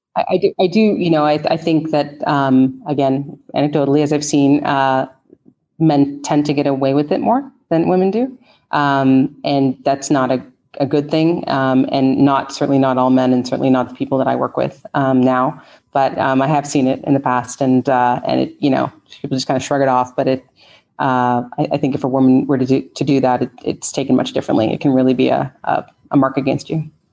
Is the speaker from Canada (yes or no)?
yes; Canada; moved away as an adult; now in United States; I'm originally from Canada